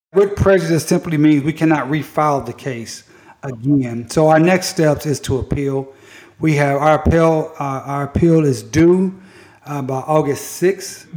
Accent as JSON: {"language": "English", "town": "Tulsa", "region": "Oklahoma", "country": "United States", "said": "I'm from Tulsa."}